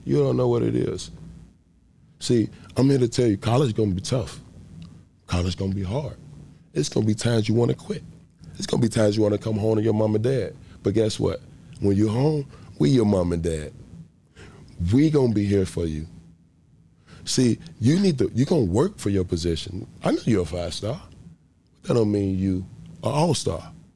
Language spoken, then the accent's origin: English; Chicago, Illinois, United States; born and raised in Chicago, Illinois. Grew up, growing up in a Stayway Gardens. It's called Stayway Gardens, which is the projects of Chicago, Illinois